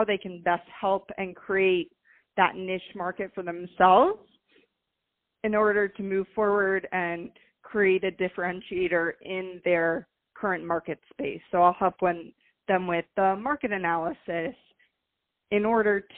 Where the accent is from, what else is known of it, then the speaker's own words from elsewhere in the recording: Fort Lauderdale, Florida, United States; also born or lived in Miami; I'm born and raised in Fort Lauderdale